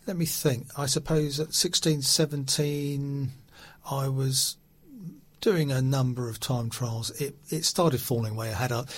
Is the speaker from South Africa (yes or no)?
no; Hamsey Green, London, United Kingdom; also born or lived in Old Coulsdon; I was born in Old Calls, then went to Toldine Primary first of all. Then we family moved to Hemsey Green. I went to school in Hemsey Green. Then secondary school was Riddlesdown